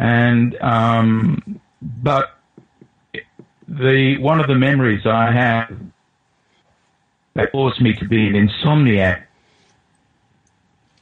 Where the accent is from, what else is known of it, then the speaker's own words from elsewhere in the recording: just outside of Sydney, New South Wales, Australia; also born or lived in England; I'm from Australia, and I think that's probably quite self-evident from my accent